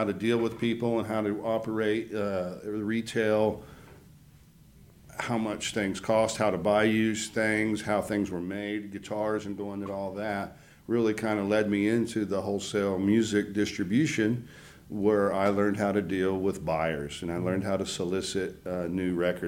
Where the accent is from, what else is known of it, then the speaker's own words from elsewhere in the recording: Conroe, Texas, United States; also born or lived in Los Angeles; I've been here in the Conroe area my entire life, just south of Conroe, behind Tamina